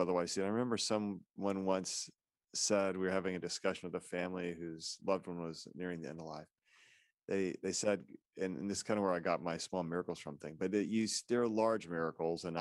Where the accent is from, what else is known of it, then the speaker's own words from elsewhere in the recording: Independence, Missouri, United States; I was born and raised in Independence, Missouri